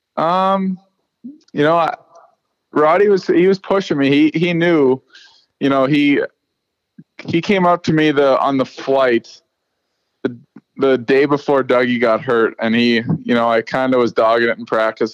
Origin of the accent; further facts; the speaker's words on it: Saskatchewan, Canada; moved away; I'm a kid from Saskatchewan